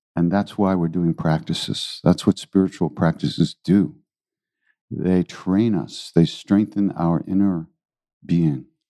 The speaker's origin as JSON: {"language": "English", "town": "New York City", "region": "New York", "country": "United States", "tie": "born or raised there", "said": "I was born in New York City"}